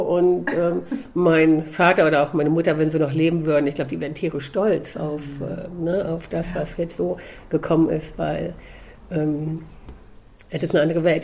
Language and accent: German; Hildesheim, Lower Saxony, Germany; also born or lived in Kassel area; ins Tierheim in Hildesheim, wo ich herkomme